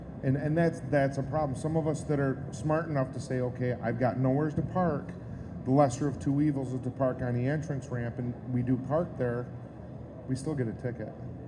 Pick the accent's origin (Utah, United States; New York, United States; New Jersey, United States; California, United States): New York, United States; I'm from Northern New York.